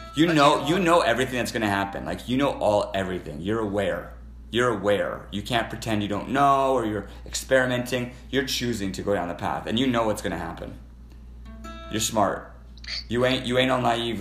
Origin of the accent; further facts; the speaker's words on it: Canada; I'm a Canadian